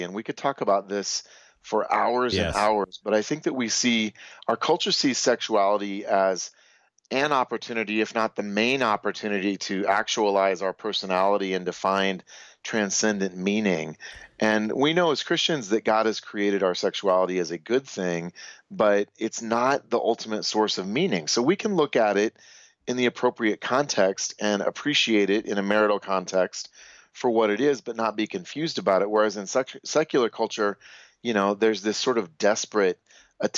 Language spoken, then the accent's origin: English; United States; I'm American